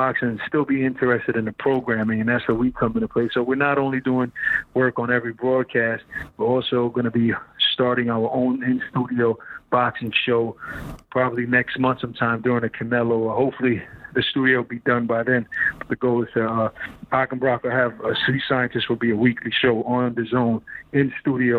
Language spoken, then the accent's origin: English; New York, United States; We're both from New York